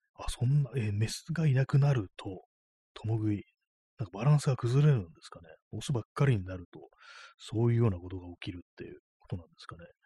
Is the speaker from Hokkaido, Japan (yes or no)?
no; Tokyo, Japan; 私東京の人間なんですけども、そのね、まあ、ずっとね、こう、東京生まれの人間なんで